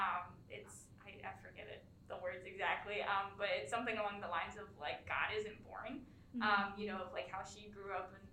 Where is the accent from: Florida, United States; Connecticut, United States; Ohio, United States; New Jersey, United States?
Ohio, United States; moved away; I'm from Ohio, so it's 11 hours away